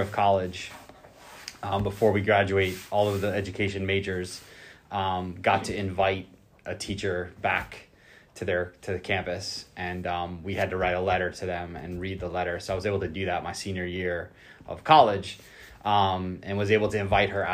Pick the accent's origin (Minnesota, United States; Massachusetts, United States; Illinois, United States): Massachusetts, United States; north of Boston; moved away as an adult; also born or lived in Osceola County, Florida; now in Florida, United States; I grew up in a pretty diverse community north of Boston